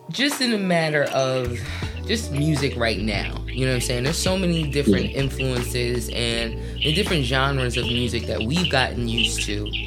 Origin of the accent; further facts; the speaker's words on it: New Jersey, United States; I'm from Jersey too.